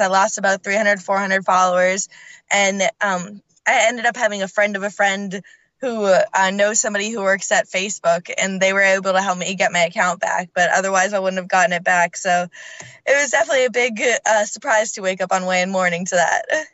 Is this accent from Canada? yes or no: yes; Canada; moved away; also born or lived in Scotland